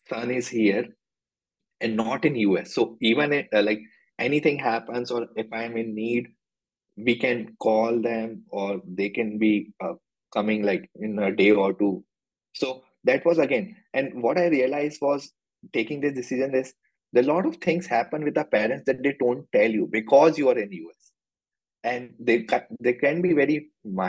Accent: Jabalpur, Madhya Pradesh, India; also born or lived in United States; now in Bangalore, India; My hometown is in Jabalpur, Madhya Pradesh

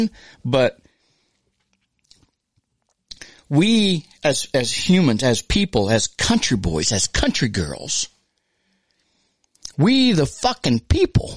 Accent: United States; we as American humans

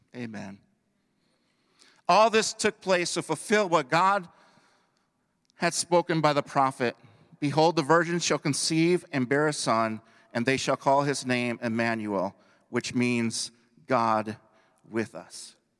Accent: Belvidere, Illinois, United States; I moved back towards my hometown, administered in Belvedere, Illinois

